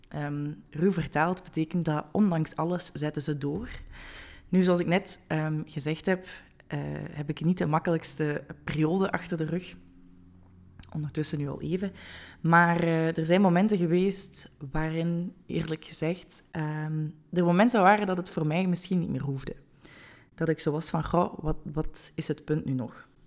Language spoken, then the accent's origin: Dutch; Hasselt, Flanders, Belgium; moved away as an adult; now in Weert, Netherlands; ik ben geboren en getogen in Hasselt, maar woon op dit moment in Weert in Nederland met mijn vriend